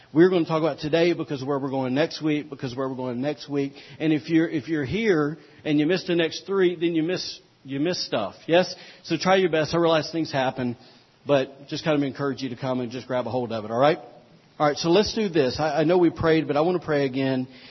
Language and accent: English; United States; we as the American people